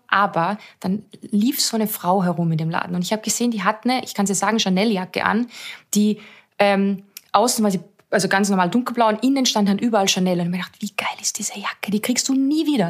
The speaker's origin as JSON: {"language": "German", "country": "Austria", "said": "für mich als Österreicherin"}